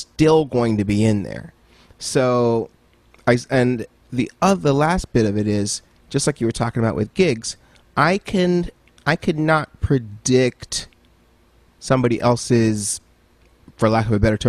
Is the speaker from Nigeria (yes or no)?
yes; Nigeria; also born or lived in Dallas, Texas / Cameroon / Oman; So I'm from Nigeria. So because I am. But I was born in Dallas, Texas, strangely enough.